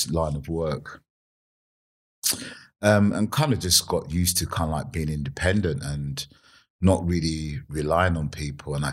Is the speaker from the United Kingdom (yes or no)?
yes; Streatham, London, United Kingdom; also born or lived in Vauxhall; I was born in Vauxhall, um, and then my my dad, my parents bought a house in Streatham. Uh, so we lived in Streatham